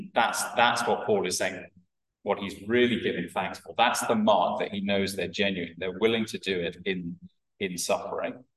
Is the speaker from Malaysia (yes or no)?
no; Wales, United Kingdom; I'm a Welsh Welshman